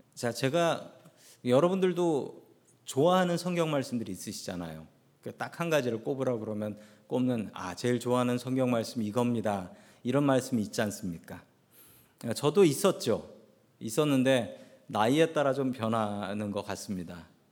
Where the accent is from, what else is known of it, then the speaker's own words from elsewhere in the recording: South Korea; now in United States; 한국에서 태어났던 우리들을 미국으로 보내주셨습니다.